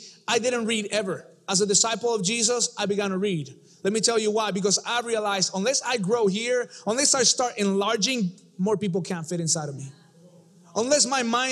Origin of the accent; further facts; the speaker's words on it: Mexico City, Mexico; I come from Mexico City